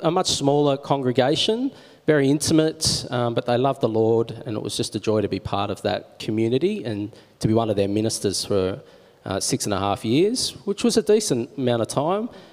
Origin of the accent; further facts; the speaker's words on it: Wollongong, New South Wales, Australia; moved away as an adult; also born or lived in Marrickville; now in Manly, Australia; I grew up in Wollongong and um, did all my study down there and my schooling down there